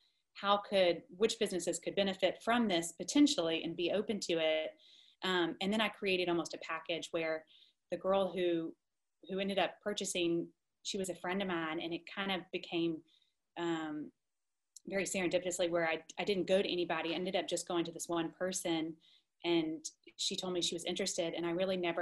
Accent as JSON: {"language": "English", "town": "Columbus", "region": "Georgia", "country": "United States", "tie": "born or raised there", "also_born_or_lived": "New York", "said": "I was living in Columbus, Georgia, which is my hometown and where I am today."}